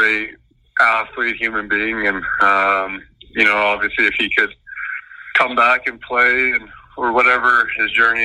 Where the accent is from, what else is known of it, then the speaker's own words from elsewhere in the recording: Vancouver, British Columbia, Canada; now in Chicago, United States; growing up in Vancouver